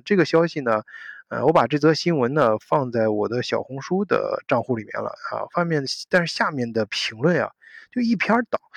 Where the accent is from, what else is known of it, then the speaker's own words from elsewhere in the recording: China; now in Germany; 我们作为中国人